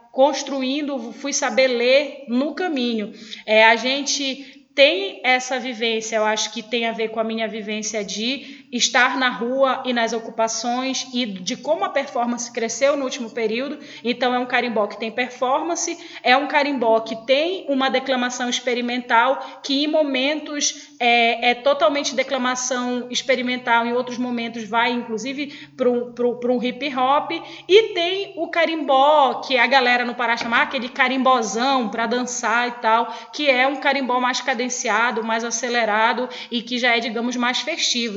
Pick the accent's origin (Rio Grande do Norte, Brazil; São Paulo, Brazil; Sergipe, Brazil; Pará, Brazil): Pará, Brazil; Belém; also born or lived in Benevides, Pará; Na verdade, a minha vida desde os seis anos de idade é em Coraci. Eu nasci em Belém